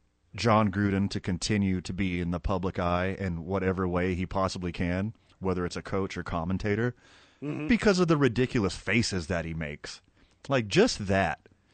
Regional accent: Houston, Texas, United States; And you know, I'm from Houston, Fred.

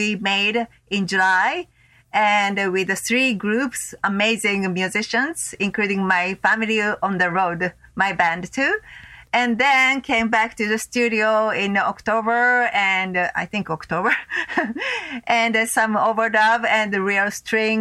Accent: Tokyo, Japan; also born or lived in Los Angeles; my hometown in Tokyo

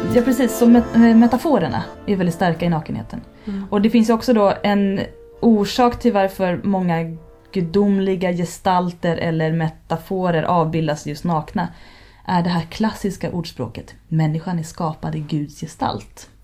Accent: Härjedalen, Jämtland, Sweden; born or raised there

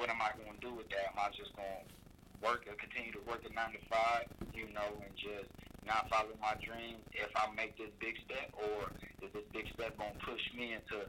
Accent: Anderson, Indiana, United States; now in Philadelphia, United States; I'm from Indiana, Anderson, Indiana

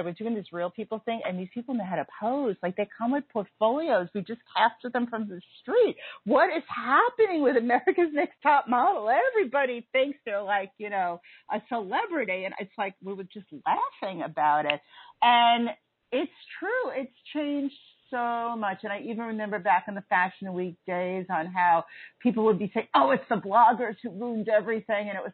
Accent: New York City, New York, United States; also born or lived in Wyoming; I'm a native New Yorker

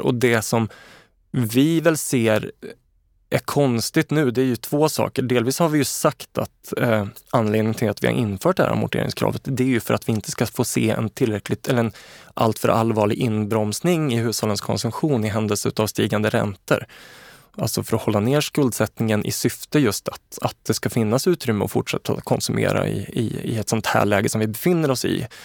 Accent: Karlstad, Värmland, Sweden; jag är uppvuxen i Karlstad

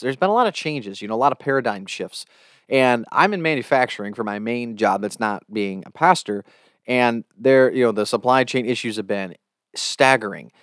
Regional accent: United States; I can only speak as an American

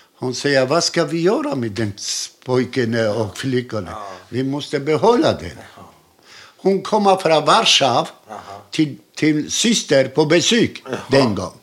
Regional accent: Krakow, Lesser Poland, Poland; Swedish is a second language; also born or lived in Łódź; now in Helsingborg, Sweden; Jag är född i Krakow

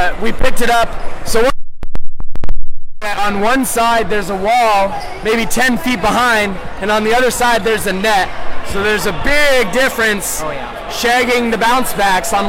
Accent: Portland, Oregon, United States; also from Portland, Oregon

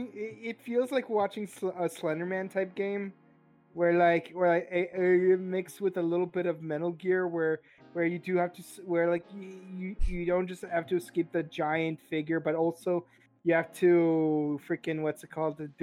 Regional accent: Siberia, Russia; moved away

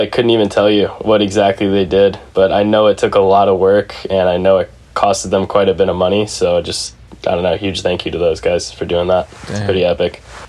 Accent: Naperville, Illinois, United States; also born or lived in Arizona; now in San Francisco, United States; I grew up in Naperville, Illinois. It's a suburb of Chicago. It's one of like a million suburbs in Illinois.

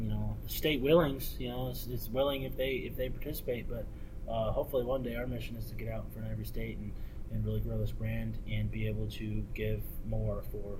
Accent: Indiana, United States; We grew up rabbit hunting in Indiana

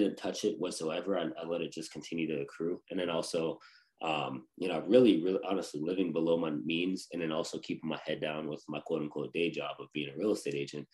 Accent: Western Pennsylvania, United States; moved away; my hometown. It's pretty cheap, very cheap to buy there. So in Western Pennsylvania

